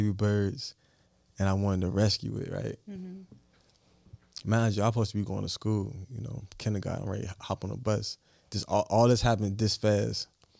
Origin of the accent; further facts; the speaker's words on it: Richmond, Virginia, United States; I'm from Richmond, Virginia.